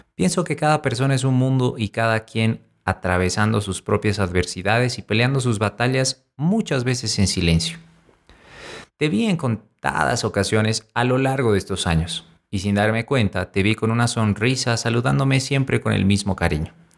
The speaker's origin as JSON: {"language": "Spanish", "region": "La Paz", "country": "Bolivia", "tie": "born or raised there", "said": "aquí en La Paz, Bolivia, mi ciudad natal"}